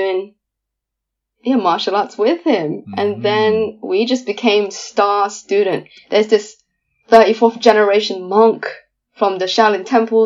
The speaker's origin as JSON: {"language": "English", "region": "London", "country": "United Kingdom", "tie": "born or raised there", "accent": "East London", "said": "I am born and raised in London"}